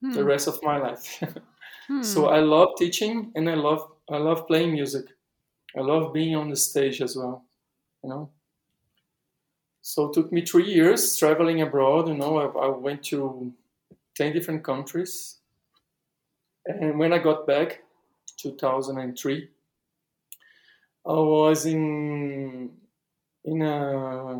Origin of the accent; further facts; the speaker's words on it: Recife, Pernambuco, Brazil; English is a second language; moved away as an adult; now in São Paulo, Brazil; the neighborhood I used to live in Recife